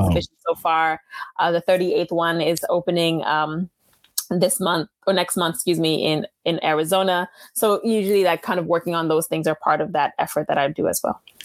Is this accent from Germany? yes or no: no; Haiti; first language Haitian Creole; English is a second language; moved away; I'm Haitian